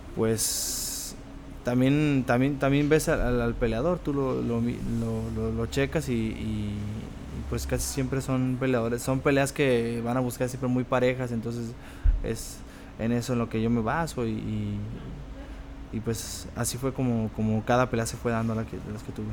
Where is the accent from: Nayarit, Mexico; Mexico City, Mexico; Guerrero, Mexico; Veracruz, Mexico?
Nayarit, Mexico; Tepic; also born or lived in Mexicali; Soy nacido en Mexicali, pero ah, ya desde después desde que, como desde los dos años más o menos que llegamos aquí a Tepic, pues ya llegamos a vivir ahí y ahí me quedé.